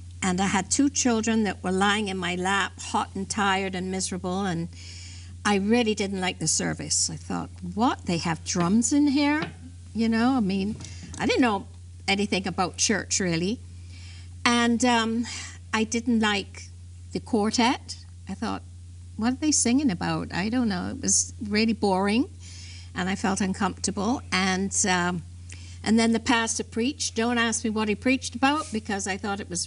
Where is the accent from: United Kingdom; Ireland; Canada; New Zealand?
United Kingdom; London; I was born in England